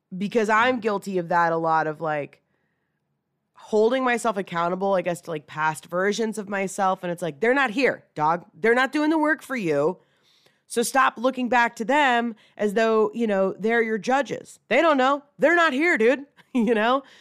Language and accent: English; Atlanta, Georgia, United States; moved away as an adult; relocate back to, you know, where I grew up here in Atlanta